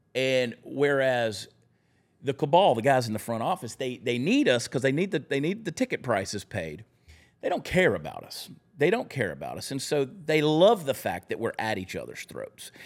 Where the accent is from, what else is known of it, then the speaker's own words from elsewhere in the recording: Augusta, Georgia, United States; also born or lived in New Jersey; I was born in New Jersey. That's where my mother was when she went into labor. And I'm not from New Jersey. I just happened to be born there. I grew up in Augusta, Georgia